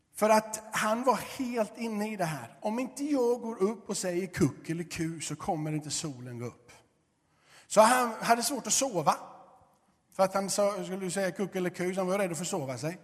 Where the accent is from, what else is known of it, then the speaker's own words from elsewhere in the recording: Gothenburg, Västra Götaland, Sweden; moved away as an adult; Jag är uppvuxen i Göteborg